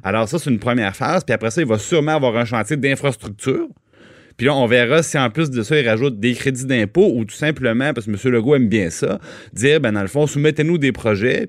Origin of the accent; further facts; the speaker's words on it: Trois-Rivières, Quebec, Canada; à Trois-Rivières, je viens de Trois-Rivières